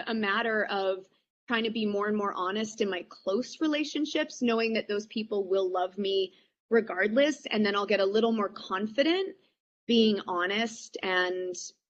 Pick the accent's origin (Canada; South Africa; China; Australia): Canada; I think I'm quintessentially Canadian and I hate conflict